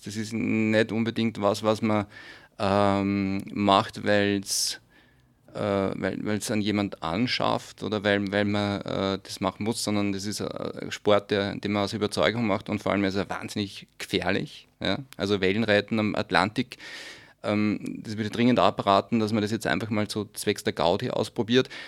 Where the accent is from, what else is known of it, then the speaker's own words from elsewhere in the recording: Steyr, Upper Austria, Austria; In meiner Heimatstadt bin ich zweimal, in Steyr